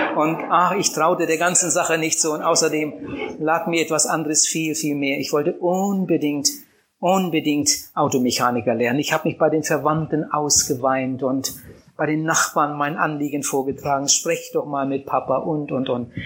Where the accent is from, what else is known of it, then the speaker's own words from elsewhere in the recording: Wienhausen, Lower Saxony, Germany; Meine Kindheit habe ich verbracht auf einem Bauernhof